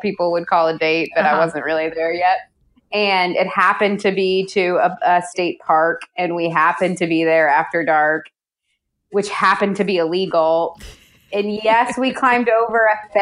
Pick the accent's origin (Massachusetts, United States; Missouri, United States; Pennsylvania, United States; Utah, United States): Missouri, United States; moved away as an adult; also born or lived in East Africa; now in Portland, United States; I grew up in Missouri and lived there for a while